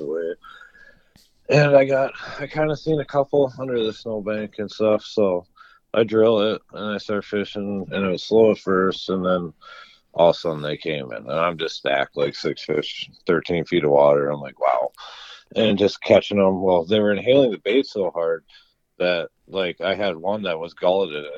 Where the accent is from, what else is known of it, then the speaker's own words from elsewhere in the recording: Lake Minnewaska, Minnesota, United States; where I grew up in Minnewaska